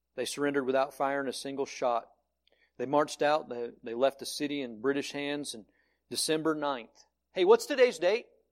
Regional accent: Georgia, United States; now in Colorado, United States; I was born in some obscure county in the backwoods of Georgia

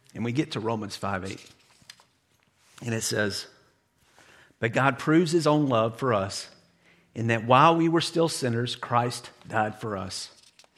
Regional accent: United States; as an American

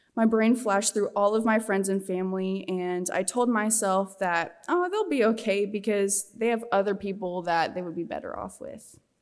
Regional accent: Scottsbluff, Nebraska, United States; I'm from Western Nebraska, Scottsbluff, Goering area.

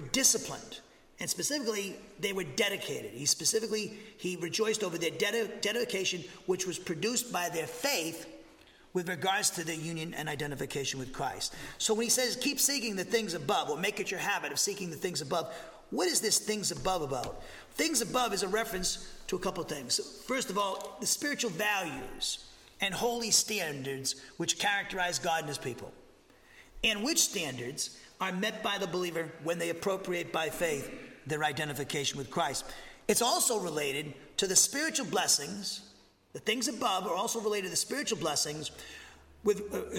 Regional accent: Massachusetts, United States; now in Huntsville, United States; I come from Massachusetts, I'm a New Englander

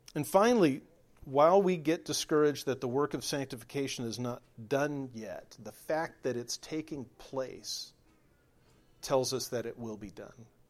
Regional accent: California, United States; moved away as an adult; I was raised in California, lived there for forty years

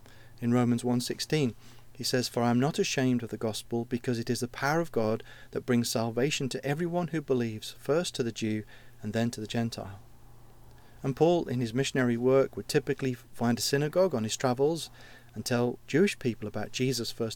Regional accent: United Kingdom; we're too British

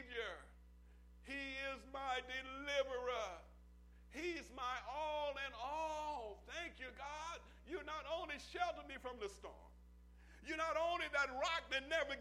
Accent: Oklahoma, United States; I'm from Oklahoma

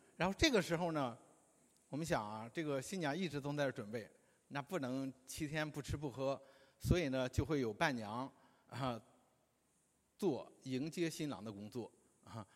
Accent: China; 我们中国人的婚礼呢， 在很多地方都是大同小异的

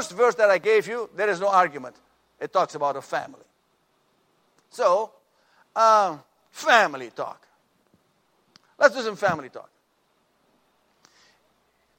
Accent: Suriname; moved away; when I grew up in our family, in my home country of Suriname

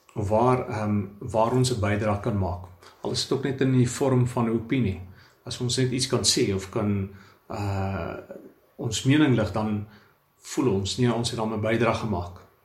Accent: South Africa; ons as blanke Suid-Afrikaners

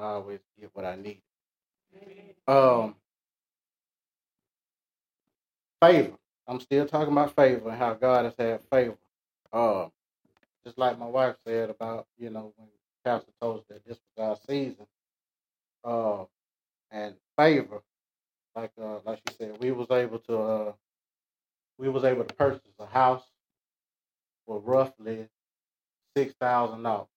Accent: Atlanta, Georgia, United States; I was born and raised in Atlanta

